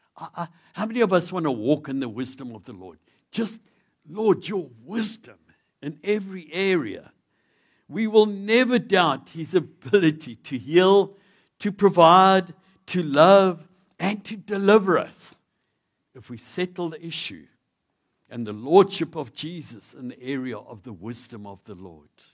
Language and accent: English; South Africa; being a South African